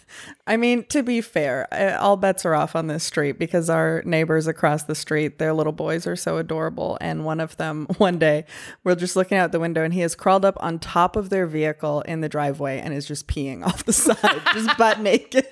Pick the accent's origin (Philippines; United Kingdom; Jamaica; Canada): Canada; now in Texas, United States; I grew up in Canada